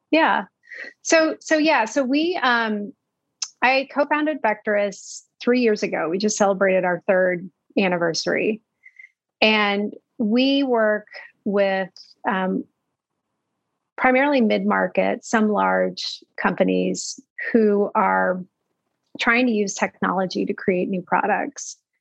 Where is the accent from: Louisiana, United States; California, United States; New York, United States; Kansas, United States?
Kansas, United States; Manhattan; I grew up in Kansas, uh, a small town called Manhattan, Kansas